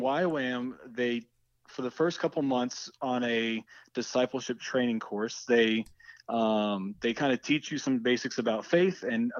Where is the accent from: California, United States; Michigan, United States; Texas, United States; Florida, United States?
Texas, United States; Houston; now in Austin, United States; I'm from Houston, Texas.